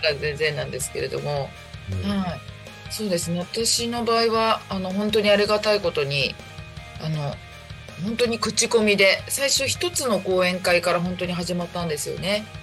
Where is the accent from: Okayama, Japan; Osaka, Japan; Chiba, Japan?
Chiba, Japan; also born or lived in Tokyo / Saitama; あの、ずっと千葉におります